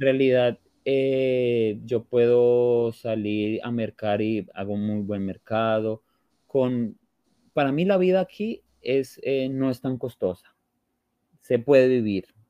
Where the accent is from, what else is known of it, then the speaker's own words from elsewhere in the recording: Colombia; moved away as an adult; now in Portugal; yo salí de Colombia